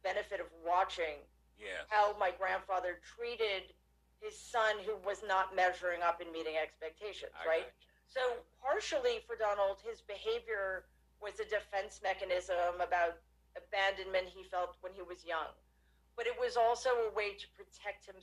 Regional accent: New York City, New York, United States; I grew up in Jamaica, Queens, not Jamaica Estates

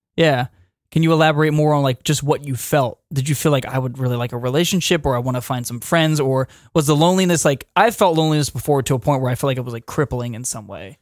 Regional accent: Wilmington, United States; born and raised in Wilmington, as we all are

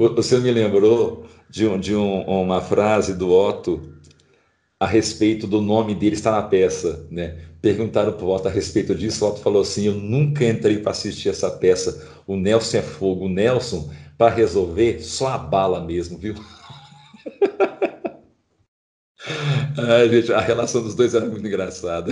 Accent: Brazil; nós como brasileiros

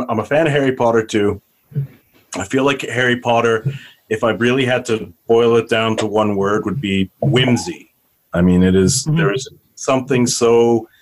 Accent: Canada; also born or lived in South Africa; It was just after I moved to Canada, so I was probably about 4 or 5 at the time

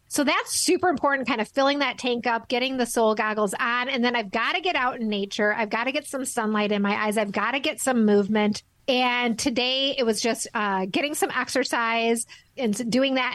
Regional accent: Midwest, United States; I'm from the Midwest in the in the states

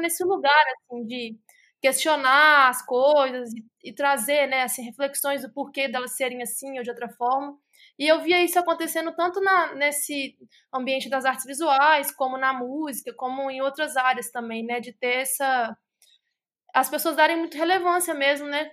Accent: Contagem, Minas Gerais, Brazil; now in Belo Horizonte, Brazil; E sou de Minas Gerais, sou da cidade de Contagem. Atualmente moro em BH.

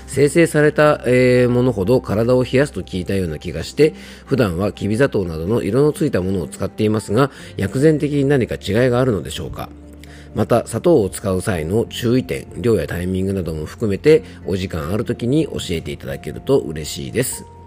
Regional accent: Japan; 僕の地元の伊佐温泉

